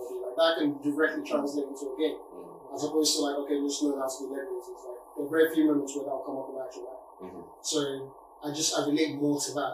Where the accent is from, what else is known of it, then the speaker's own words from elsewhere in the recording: Nigeria; now in United Kingdom; I grew up in Nigeria